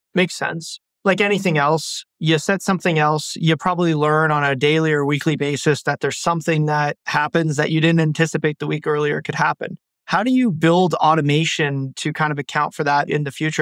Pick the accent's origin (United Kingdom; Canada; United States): Canada; Ottawa, Ontario; I'm from Ottawa, Canada.